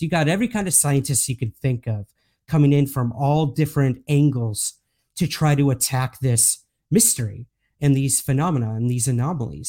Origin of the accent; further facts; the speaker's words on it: United States; accent: American; moved away as an adult; now in Scotland, United Kingdom; as you can tell by my accent, I am American. However, I do live in the U K now.